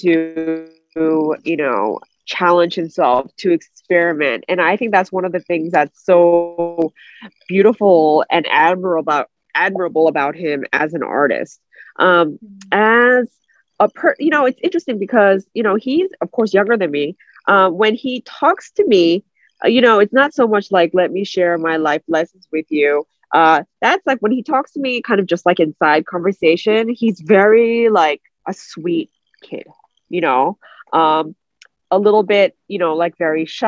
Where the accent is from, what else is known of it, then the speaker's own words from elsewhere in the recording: United States; I'm not 100% fluent, you know, because I was raised in America